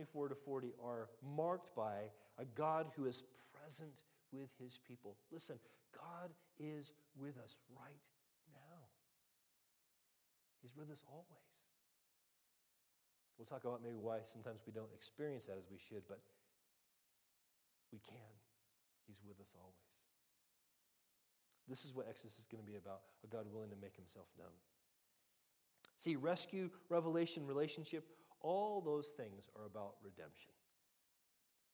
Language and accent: English; United States; now in United Kingdom